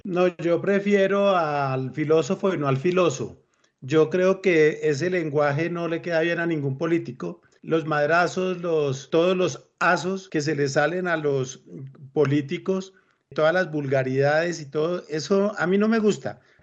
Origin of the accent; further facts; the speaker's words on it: Colombia; me siento feliz de ser colombiano